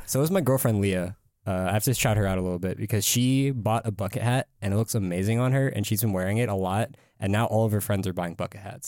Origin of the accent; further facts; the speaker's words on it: California, United States; I'm from California